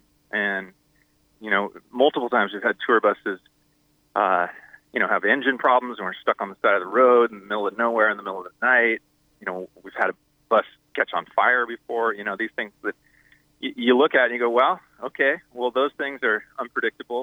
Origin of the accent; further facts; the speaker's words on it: San Diego, California, United States; we're from San Diego. So, you know, the band grew up surfing together